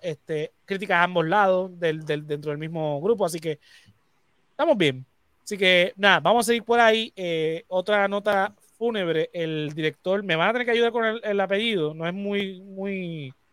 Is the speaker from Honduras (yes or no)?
no; Puerto Rico; nosotros, como puertorriqueños, que somos parte de Latinoamérica